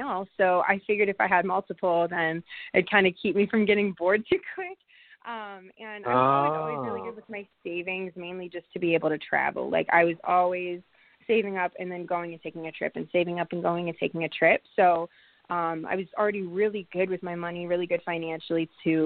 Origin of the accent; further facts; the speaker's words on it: Pittsburgh, Pennsylvania, United States; moved away; also born or lived in Las Vegas; I'm from Pittsburgh.